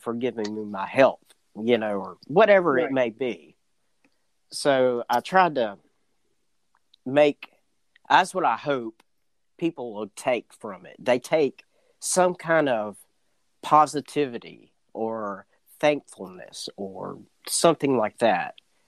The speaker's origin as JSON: {"language": "English", "town": "Escatawpa", "region": "Mississippi", "country": "United States", "tie": "born or raised there", "said": "my hometown of Escatawba, Mississippi"}